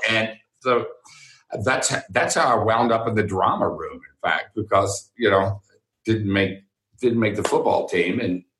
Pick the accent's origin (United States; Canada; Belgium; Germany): United States; Houston, Texas; I went there because I grew up in Houston